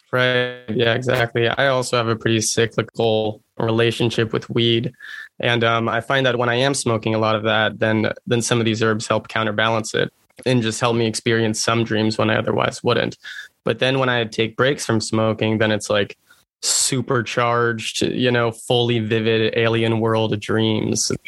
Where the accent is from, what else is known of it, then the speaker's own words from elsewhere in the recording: Massachusetts, United States; I'm from Massachusetts.